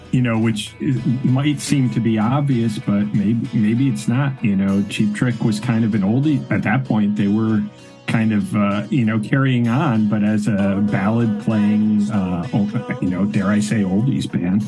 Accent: Connecticut, United States; growing up in Connecticut

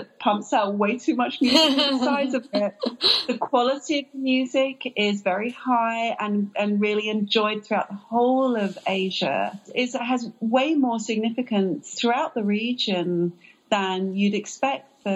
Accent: England, United Kingdom; now in United States; I am an immigrant, I am British

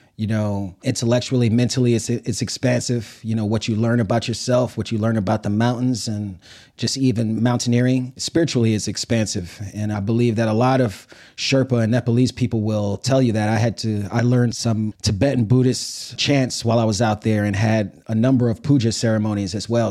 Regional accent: New York City, New York, United States; moved away as an adult; I grew up in Brooklyn and, you know, it was Brooklyn in the eighties and nineties

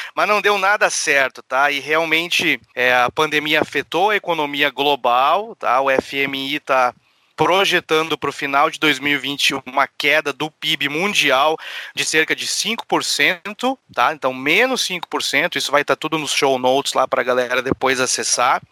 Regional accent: Porto Alegre, Rio Grande do Sul, Brazil; sou um porto alegrense de Araque

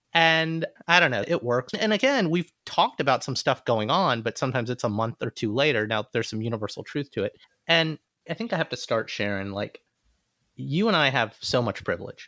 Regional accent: Alabama, United States; moved away; growing up in Alabama, you drive down a street and you see Confederate flags

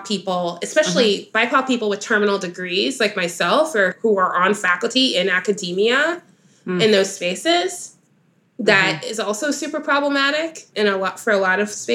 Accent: Dallas, Texas, United States; growing up in Dallas, Texas

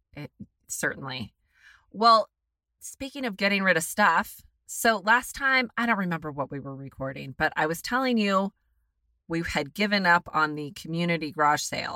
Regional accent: United States; I'm an American

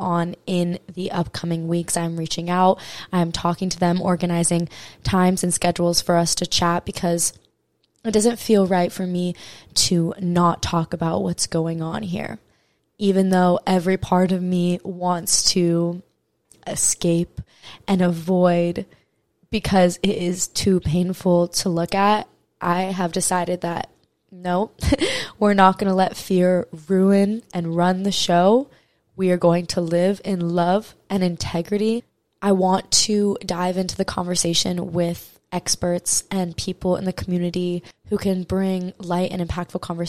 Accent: Maui, Hawaii, United States; I am from Maui, Hawaii. It is my home

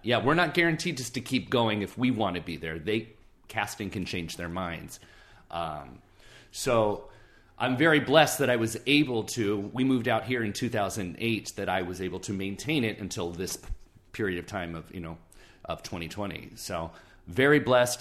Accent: Moreno Valley, California, United States; I grew up in Southern California, about an hour and a half east of Anaheim in a town called Moreno Valley

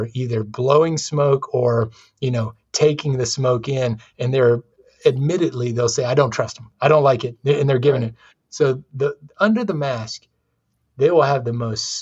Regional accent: the South, United States; growing up in the South

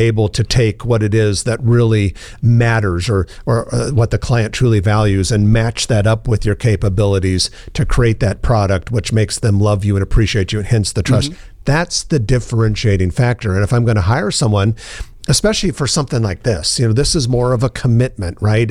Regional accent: Omaha, Nebraska, United States; Omaha's my hometown.

